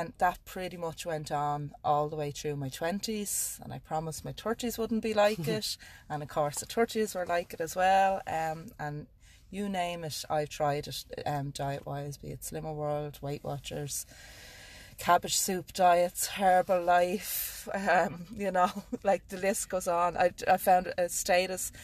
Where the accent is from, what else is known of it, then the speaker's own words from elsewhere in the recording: Dún Laoghaire, Leinster, Ireland; I'm from Dublin, Dunleary in Dublin